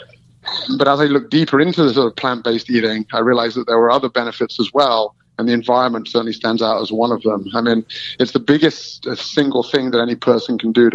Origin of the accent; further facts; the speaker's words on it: Melton Mowbray, East Midlands, United Kingdom; I'm from Melton Mowbray, which is known in England as the rural